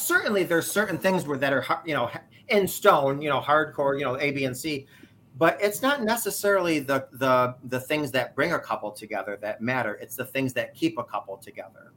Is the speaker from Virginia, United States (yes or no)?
no; New York, United States; I am from New York